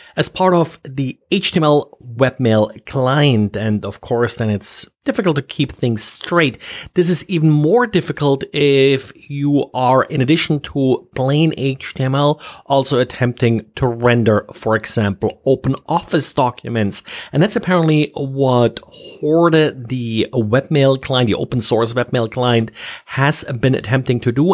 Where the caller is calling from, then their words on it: Jacksonville, Florida, United States; I am calling from Jacksonville, Florida.